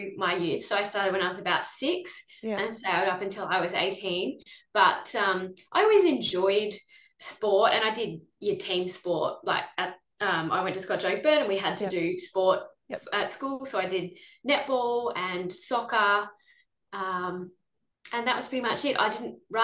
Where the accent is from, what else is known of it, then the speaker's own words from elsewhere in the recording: Launceston, Tasmania, Australia; moved away as an adult; also born or lived in Queensland / Adelaide / Gold Coast / Brisbane; now in South Australia, Australia; I grew up in Launceston, in Trevallon, to be specific.